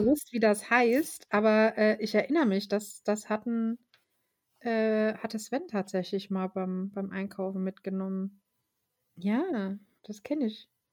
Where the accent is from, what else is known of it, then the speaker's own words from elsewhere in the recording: Germany; Deutscher, zumindest als Deutscher aus so einer Kleinstadt